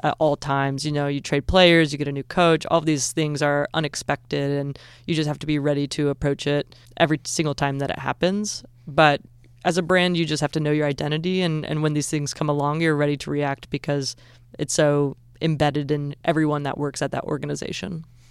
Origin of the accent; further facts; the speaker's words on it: Southern Illinois, United States; moved away as an adult; also born or lived in Southern California; now in Georgia, United States; I'm from Southern Illinois originally